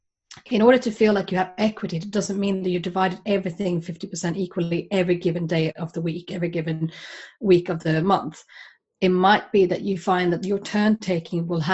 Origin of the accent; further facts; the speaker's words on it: Sweden; now in United Kingdom; I'm originally from Sweden